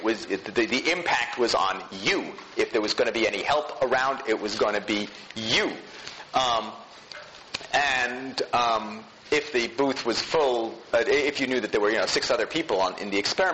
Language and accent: English; New Jersey suburbs, United States; growing up in the New Jersey suburbs